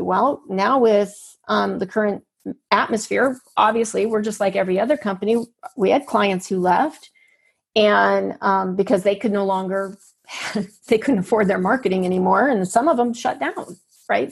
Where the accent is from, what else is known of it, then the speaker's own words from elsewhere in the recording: United States; I'm there as an American